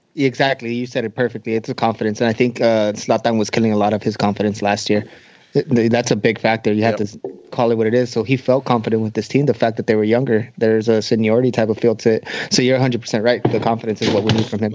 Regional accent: Boston, Massachusetts, United States; I'm from Boston

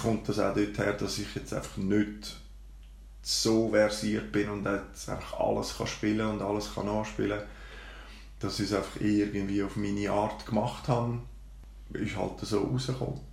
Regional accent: Baden, Aargau, Switzerland; Bin aufgewachsen und geboren in Baden, in der schönen Limmatstadt

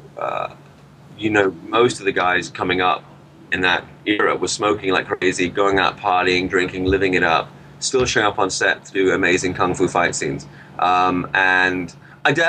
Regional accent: Peterborough, East of England, United Kingdom; When I was growing up in Peterborough

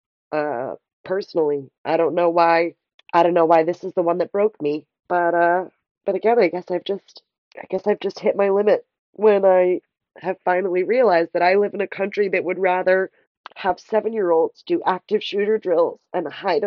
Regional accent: United States

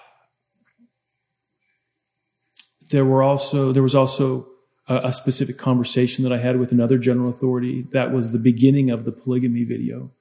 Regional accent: United States; also born or lived in California; now in Utah, United States; I grew up in Utah, in California.

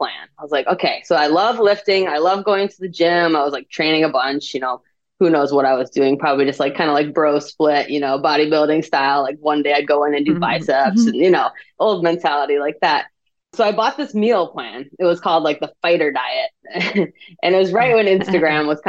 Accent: Midwest, United States; I grew up in the Midwest

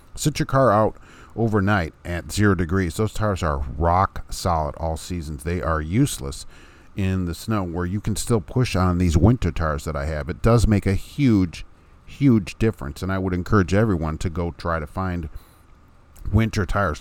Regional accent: Hammond, Indiana, United States; moved away as an adult; now in Lafayette, United States; from my hometown of Hammond, Indiana

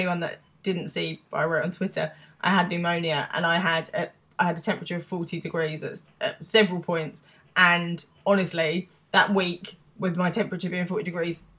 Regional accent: England, United Kingdom; I'm English

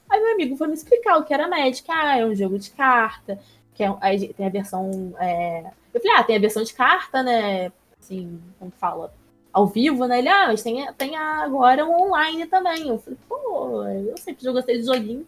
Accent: Areal, Rio de Janeiro, Brazil; moved away as an adult; also born or lived in Petrópolis; now in São Paulo, Brazil; Eu nasci em Petrópolis, que é uma cidade da região serrana do Rio, mas eu fui criada em Areal, que é uma outra cidadezinha mínima de 11 mil habitantes do lado de Petrópolis

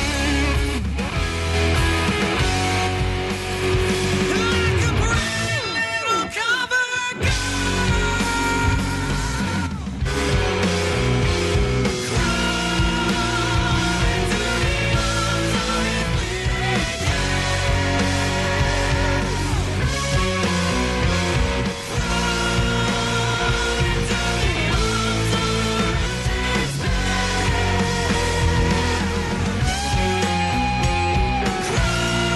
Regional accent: Brampton, Ontario, Canada; also born or lived in Toronto / Aurora; now in rural Ontario, Canada; I spent my childhood in Brampton, but Toronto's my hometown.

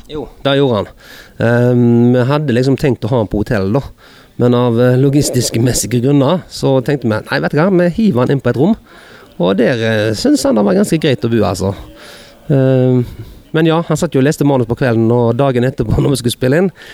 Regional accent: Hordaland, Vestland, Norway; bygdehuset hjemme i Hordaland

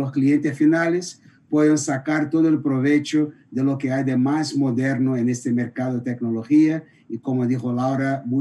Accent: Brazil; Spanish is a second language; Yo soy por el asiento está mirando, soy brasileño

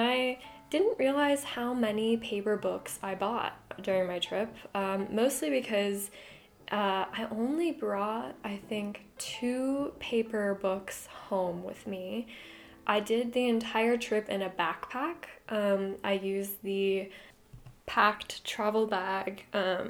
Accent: Tucson, Arizona, United States; my hometown of Tucson, Arizona.

